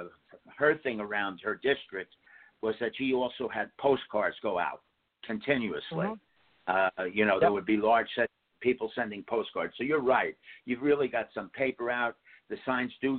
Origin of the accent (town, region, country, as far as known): Ridgefield, New Jersey, United States; born or raised there